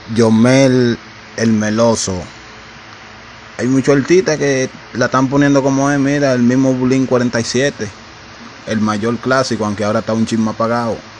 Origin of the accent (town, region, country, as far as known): Dominican Republic